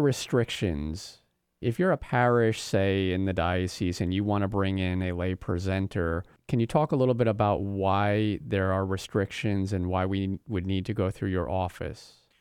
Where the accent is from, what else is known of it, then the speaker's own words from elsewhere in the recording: New York, United States; now in Florida, United States; I'm from New York